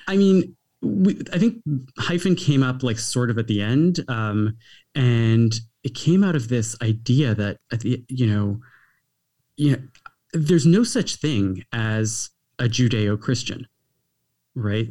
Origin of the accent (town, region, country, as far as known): Canada; also born or lived in United States